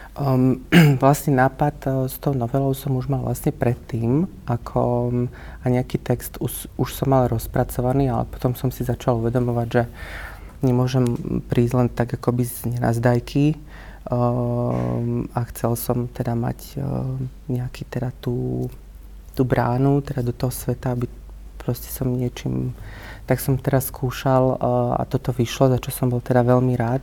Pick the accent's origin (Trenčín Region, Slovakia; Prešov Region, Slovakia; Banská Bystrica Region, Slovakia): Banská Bystrica Region, Slovakia; Malachov; moved away as an adult; now in Bratislava, Slovakia; pochádzam z okolia Banskej Bystrice a teda konkrétne z Malachova, čo je taká veľmi malebná dedinka hneď 7 km od